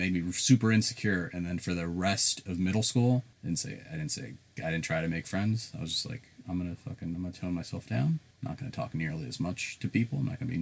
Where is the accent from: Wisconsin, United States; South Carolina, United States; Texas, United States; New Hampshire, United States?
South Carolina, United States; accent: southern; also born or lived in Chicago, Illinois; I'm Indian, and I'm in Chicago, bunch of Indian people that I hung out with. That was my that was my crew. I moved to South Carolina